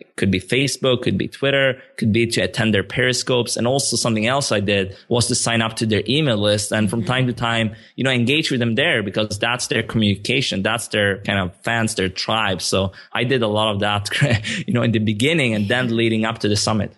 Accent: Sweden; moved away as an adult; also born or lived in Stockholm, Sweden; now in Barcelona, Spain; I grew up in, like, a town two hours south of Stockholm, but I also lived in the capital for, for, like, seven, eight, maybe eight years

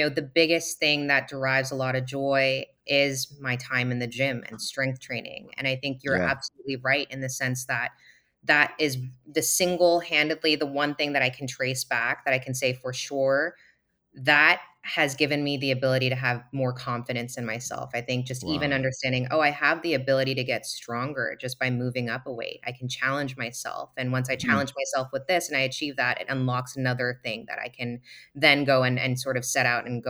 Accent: Singapore; We're both from Singapore

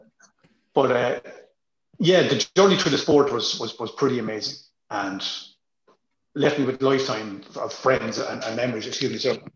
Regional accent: Ireland; I'm Irish.

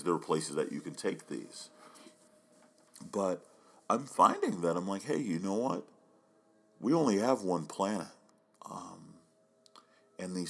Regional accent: Oklahoma, United States; now in Oregon, United States; growing up in Oklahoma

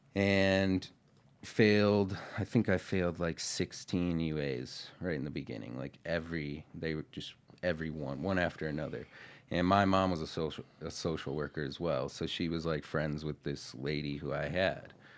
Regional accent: Marathon County, Wisconsin, United States; I'm from Marathon County

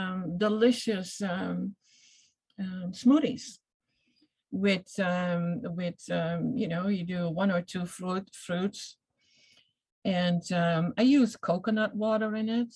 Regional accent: Netherlands; I come from the Netherlands, so I was a cheese eater big time

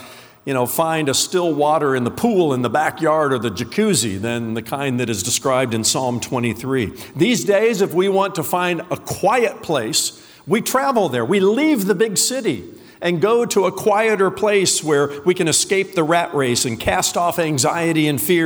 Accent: Indiana, United States; moved away; I was born and raised in the Hoosier State, the great state of Indiana

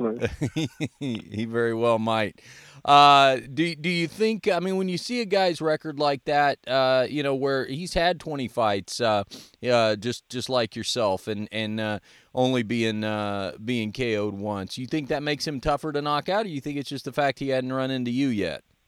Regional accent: Dallas, Texas, United States; I'm from Dallas

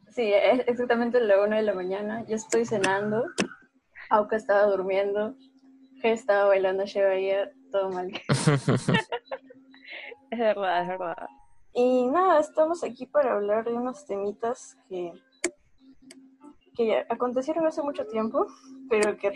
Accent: Callao, Peru; tengo 18 años y soy de Callao, Callao.

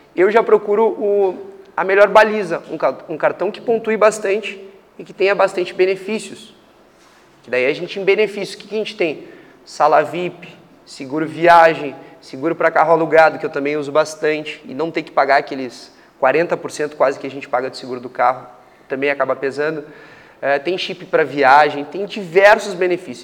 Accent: Porto Alegre, Rio Grande do Sul, Brazil; moved away as an adult; also born or lived in Canada / Ireland / Manaus; saí de Porto Alegre, sou gaúcho, né? Eh, saí de Porto Alegre com 19 anos, fui morar no Canadá

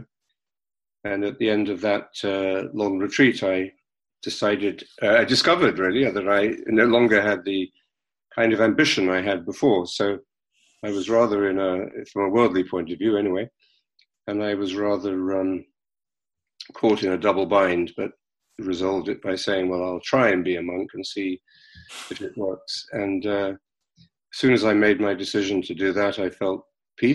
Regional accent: London, United Kingdom; I was born and brought up in London

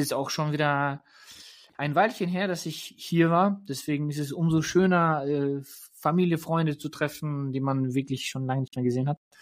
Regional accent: Germany; moved away; also born or lived in Lippstadt, Germany / Poland (ancestry); ich bin gerade tatsächlich in meiner Heimat in Deutschland.

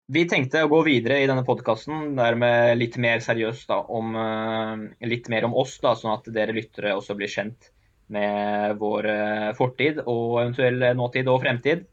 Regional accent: Oslo, Norway; jeg er jo født og oppvokst på Oppsal og med gutta mine.

